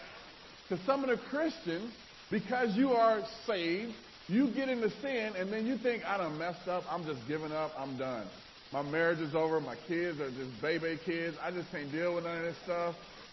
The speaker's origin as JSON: {"language": "English", "region": "New York", "country": "United States", "said": "I just like to be me because I'm from New York."}